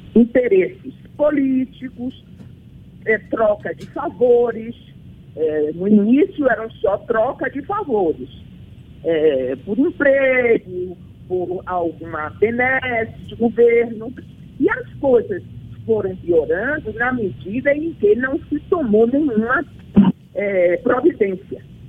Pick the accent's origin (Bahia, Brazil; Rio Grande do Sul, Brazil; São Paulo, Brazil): Bahia, Brazil; como baiana